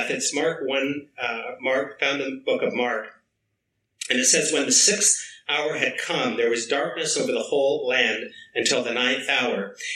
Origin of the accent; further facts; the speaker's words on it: British Columbia, Canada; Uh, I'm originally from Vancouver Island.